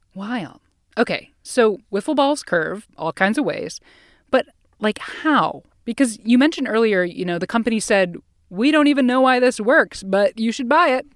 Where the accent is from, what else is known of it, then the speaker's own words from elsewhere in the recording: Ohio, United States; I grew up in Ohio